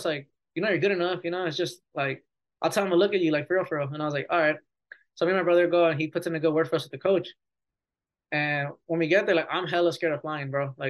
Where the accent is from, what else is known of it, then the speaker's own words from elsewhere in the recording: Chicago, Illinois, United States; Like we're from Chicago and then drive an hour.